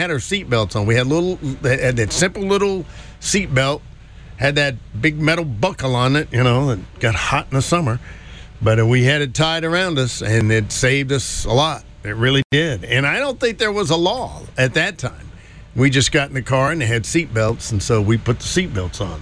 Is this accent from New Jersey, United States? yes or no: no; North Carolina, United States; I'm growing up in North Carolina, it was in the 60s